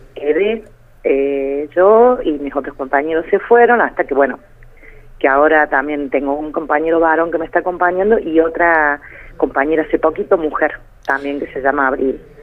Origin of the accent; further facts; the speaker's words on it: Córdoba, Argentina; Yo en mi pueblo me conoce todo el mundo eh, porque siempre hemos tenido comercio